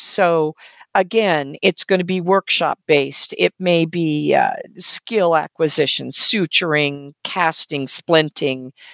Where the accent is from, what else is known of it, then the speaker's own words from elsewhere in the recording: West Coast, United States; also born or lived in Canada; now in Southwest Virginia, United States; I grew up on the West Coast